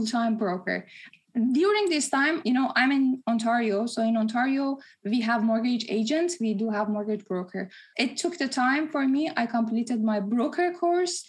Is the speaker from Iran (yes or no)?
yes; Tehran, Tehran Province, Iran; also born or lived in Dubai, United Arab Emirates; now in Toronto, Canada; I was born in Tehran, moved to Dubai, and then moved to Toronto.